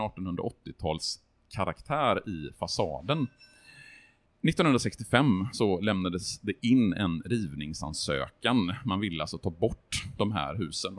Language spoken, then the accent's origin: Swedish; Borås, Västra Götaland, Sweden; now in Gothenburg, Sweden; när jag i min ungdom då åkte från Borås